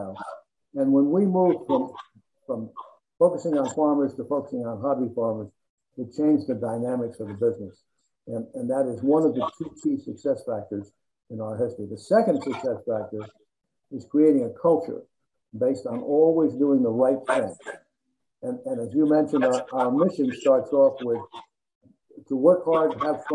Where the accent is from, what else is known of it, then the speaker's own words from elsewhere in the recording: New Jersey, United States; I grew up in New Jersey